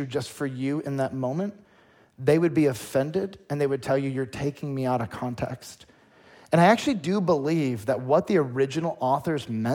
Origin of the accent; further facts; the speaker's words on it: United States; as an American